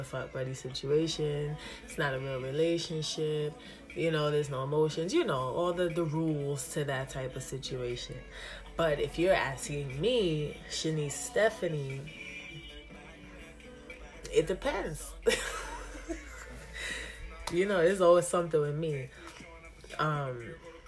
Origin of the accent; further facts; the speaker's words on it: Jamaica; I am Jamaican